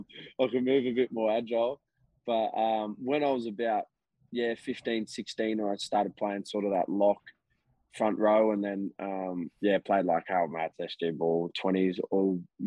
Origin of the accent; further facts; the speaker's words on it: Nabiac, New South Wales, Australia; I was born in Nabeaq.